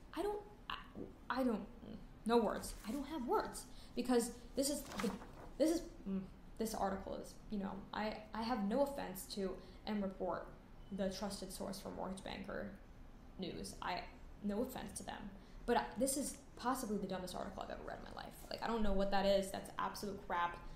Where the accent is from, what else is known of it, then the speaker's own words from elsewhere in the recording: Connecticut, United States; I grew up in Connecticut